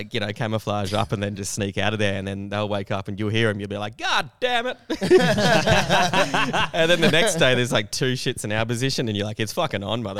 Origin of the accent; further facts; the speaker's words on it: Perth, Western Australia, Australia; I grew up in Perth, WA